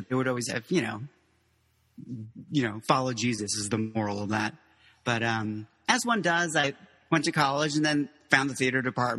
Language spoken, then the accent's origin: English; Miami, Florida, United States; also born or lived in Mexico; then, yeah, we ended up in South Florida, in Miami. And that's where I went to high school. I just say I'm from Miami when people were like, they just want the short answer.